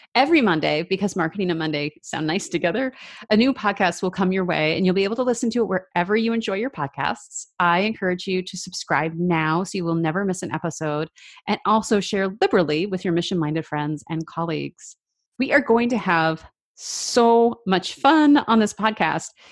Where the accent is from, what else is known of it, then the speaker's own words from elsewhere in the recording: Seattle, Washington, United States; also born or lived in Vancouver, Canada; we moved from Vancouver to Seattle, or the Seattle area